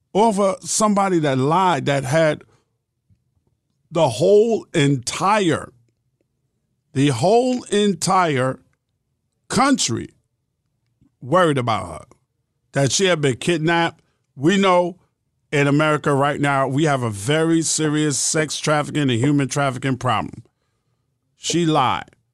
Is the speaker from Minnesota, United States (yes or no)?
no; New York City, New York, United States; I was born and raised in New York City